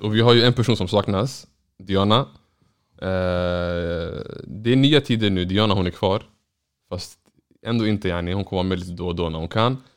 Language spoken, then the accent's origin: Swedish; Norrland, Sweden; jag är norrländsk somalier